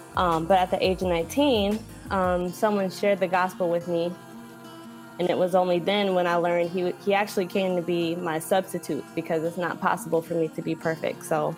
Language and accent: English; Minnesota, United States; also born or lived in Cincinnati, Ohio; now in Alabama, United States; Well, I was born in Cincinnati, but I was raised in Minnesota. So I'm a huge Vikings fan. And I currently, my husband and I live in Alabama. So kind of been in the middle, in the north, and now in the south.